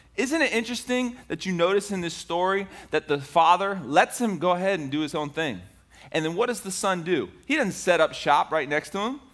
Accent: Tampa, Florida, United States; I grew up in Ybor City. I don't know if you know Ybor City. It's the inner city portion of Tampa.

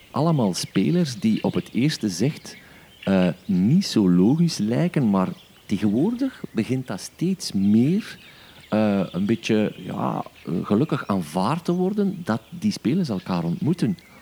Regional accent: East Flanders, Belgium; ik ben van Oost-Vlaanderen.

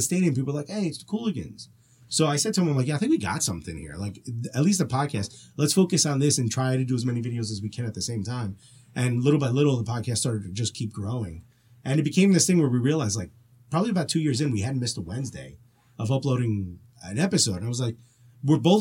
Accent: Newark, New Jersey, United States; I grew up in Newark

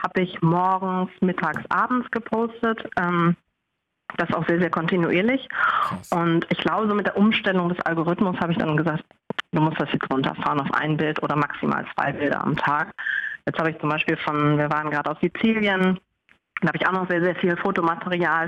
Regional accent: Hamburg, Germany; ich komme aus Hamburg.

